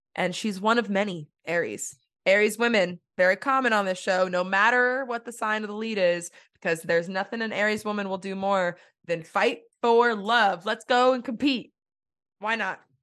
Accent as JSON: {"language": "English", "region": "Texas", "country": "United States", "said": "I'm from Texas"}